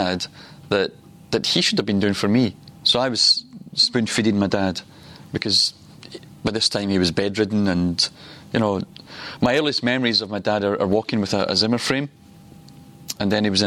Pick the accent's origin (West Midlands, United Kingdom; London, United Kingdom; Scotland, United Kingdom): Scotland, United Kingdom; Glasgow; I grew up in Glasgow.